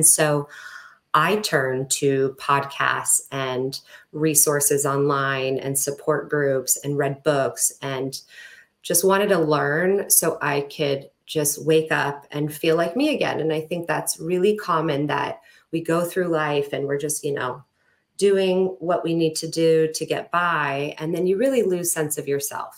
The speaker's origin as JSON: {"language": "English", "area": "a suburb outside of Los Angeles", "region": "California", "country": "United States", "tie": "born or raised there", "also_born_or_lived": "Arizona", "moved": "yes", "said": "I grew up in California in a suburb outside"}